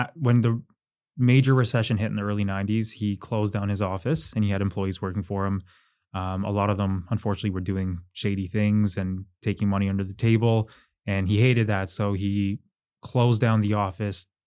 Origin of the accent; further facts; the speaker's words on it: Brampton, Ontario, Canada; born and raised in Brampton